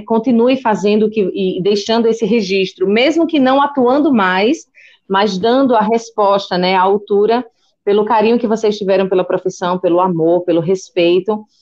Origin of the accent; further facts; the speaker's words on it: Paraíba, Brazil; moved away as an adult; now in São Paulo, Brazil; eu sou da Paraíba, e eu cheguei aqui em São Paulo no finalzinho de junho